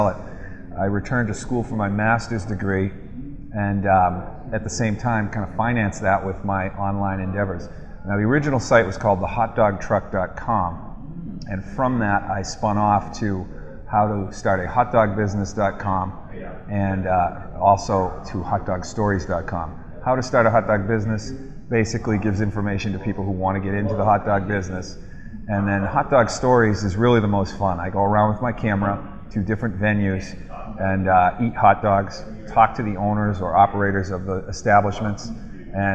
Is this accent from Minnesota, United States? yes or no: no; Boston, Massachusetts, United States; I'm from the Boston area